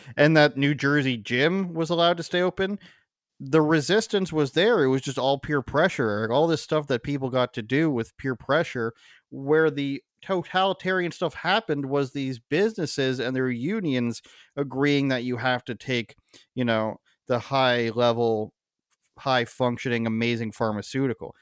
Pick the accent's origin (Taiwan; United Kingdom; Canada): Canada; my experience as a Canadian